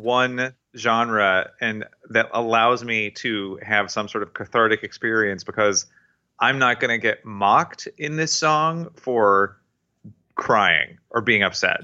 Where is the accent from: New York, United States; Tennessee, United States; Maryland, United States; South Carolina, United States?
Tennessee, United States; I was raised in Tennessee